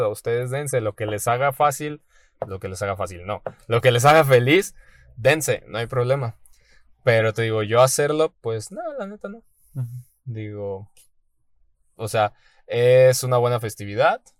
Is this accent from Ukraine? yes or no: no; Mexico